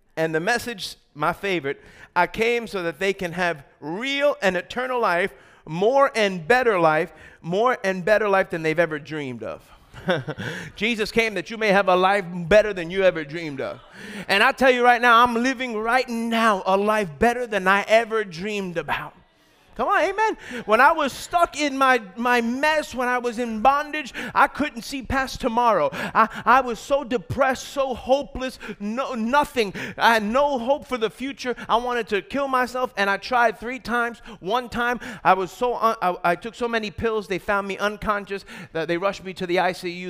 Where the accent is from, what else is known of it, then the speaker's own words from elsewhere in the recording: New York, United States; from New York